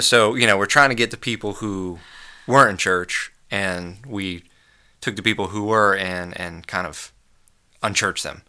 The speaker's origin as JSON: {"language": "English", "country": "United States", "said": "As an American"}